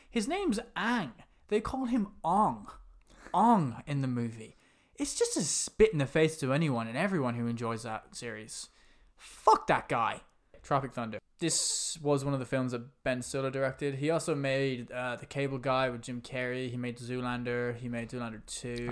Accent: London, United Kingdom; I was born in, uh, Hammersmith. That's where I was born.

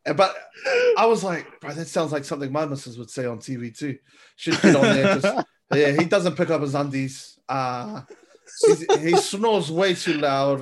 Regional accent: Manurewa, Auckland, New Zealand; also born or lived in Clendon; I'm from Manurewa

